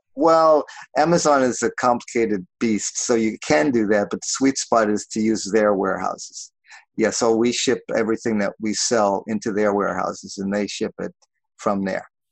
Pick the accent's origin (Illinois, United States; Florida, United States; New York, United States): New York, United States; also born or lived in Los Angeles, United States; now in Portland, United States; I grew up in New York